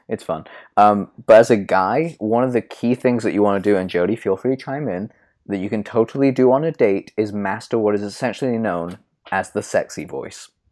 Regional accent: United Kingdom; I'm British

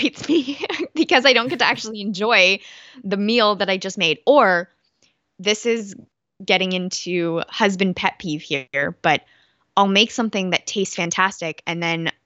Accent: Canada; I'm Canadian.

